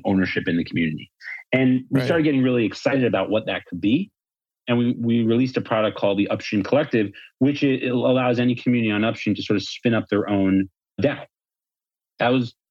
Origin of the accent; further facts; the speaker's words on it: New York, United States; moved away as an adult; now in Miami, United States; Born and raised in New York, moved to Miami about a year and a half ago before it was cool.